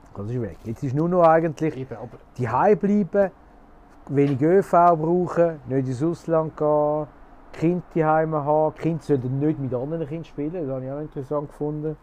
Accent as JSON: {"language": "German", "country": "Switzerland", "said": "bei uns in der Schweiz"}